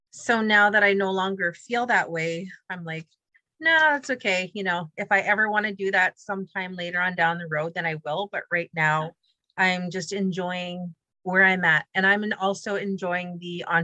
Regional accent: The Pas, Manitoba, Canada; I understood the humor because I grew up in the Pas.

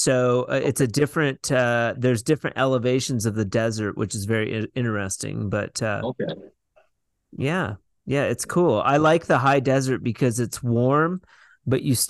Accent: Washington, United States; moved away as an adult; also born or lived in Arizona; I grew up in Washington State

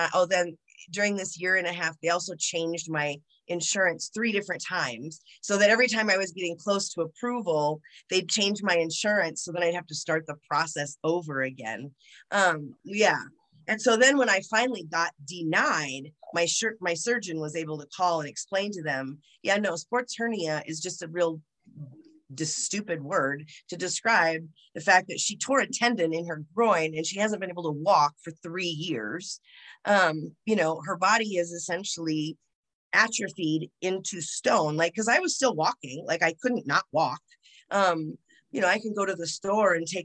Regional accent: United States; I'm American

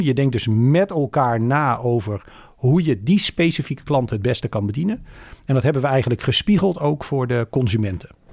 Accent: Woerden, Utrecht, Netherlands; Ik ben opgegroeid in Woerden, dat is vlakbij

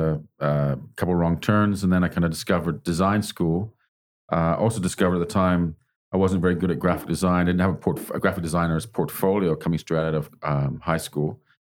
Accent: Canada; also born or lived in England; now in Australia; I was born in England, grew up in Canada, been all over the place, really, back to England again, and now in Australia.

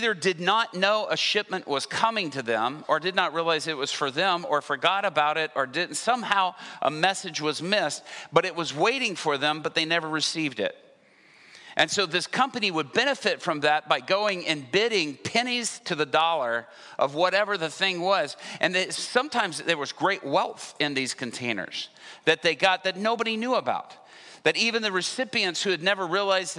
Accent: Atlanta, Georgia, United States; also born or lived in Japan / Dallas, Texas; I was growing up in Atlanta, Georgia. When we moved back from Japan, we lived first in Dallas. But we moved by the time I was 6 years old to Atlanta

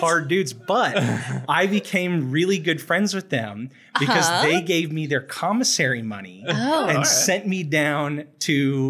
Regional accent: Southeast Oklahoma, United States; I grew up in Southeast Oklahoma, which is still in a lot of ways, or at least when I was a kid, was like the Wild West.

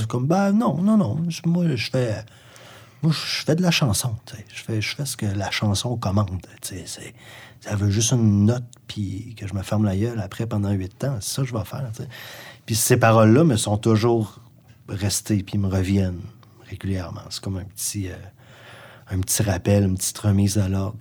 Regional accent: Sherbrooke, Quebec, Canada; also born or lived in Gaspésie, Quebec; je suis né en Gaspésie, moi. Parti en, 1987, j'avais 10 ans. Mon père euh, travaillait déjà à Sherbrooke depuis

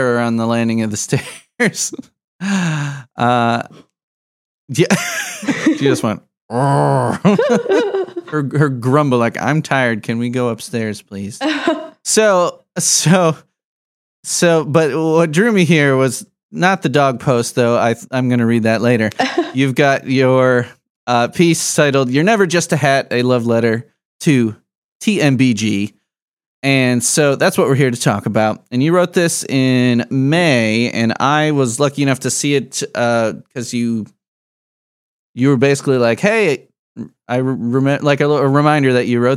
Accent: Midwest, United States; I'm a Midwest boy forever. I've been all over the place, but I have never set up residence anywhere other than the Midwest.

